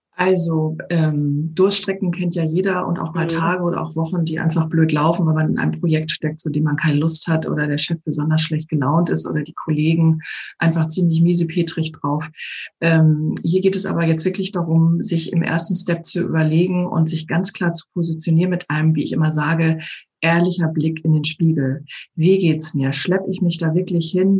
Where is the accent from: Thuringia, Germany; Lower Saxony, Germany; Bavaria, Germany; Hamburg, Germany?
Hamburg, Germany; moved away as an adult; now in Ovendorf, Germany; aus meiner Heimatstadt Hamburg vor, na jetzt, zweieinhalb Jahren rausgegangen bin